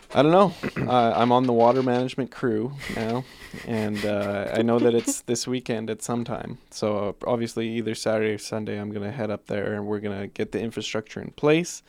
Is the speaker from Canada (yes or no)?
yes; Guelph, Ontario, Canada; I was from Guelph, Ontario